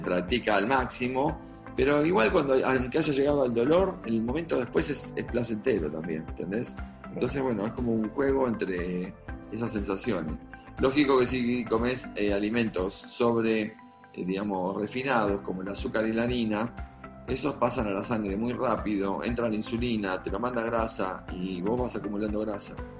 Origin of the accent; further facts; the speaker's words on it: Argentina; Soy argentino